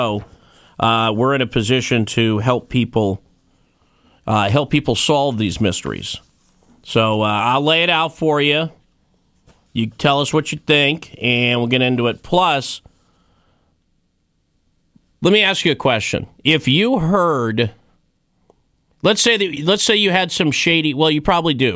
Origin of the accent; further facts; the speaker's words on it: Wyoming, United States; My time growing up in Wyoming